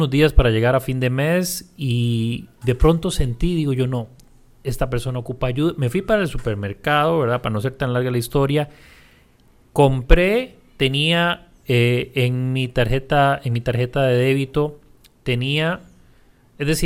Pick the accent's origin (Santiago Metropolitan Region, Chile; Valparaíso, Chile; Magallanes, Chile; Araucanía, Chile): Magallanes, Chile; Punta Arenas; En aquel momento yo vivía en Punta Arenas y de donde soy, por supuesto.